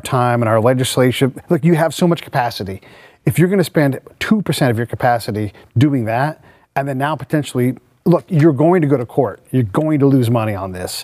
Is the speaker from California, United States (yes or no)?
yes; San Francisco Bay Area, California, United States; I'm from the Bay Area